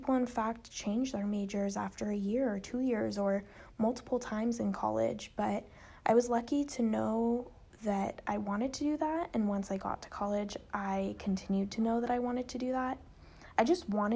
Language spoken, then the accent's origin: English; Arcadia, California, United States; I grew up in Los Angeles, California, in a town called Arcadia, California.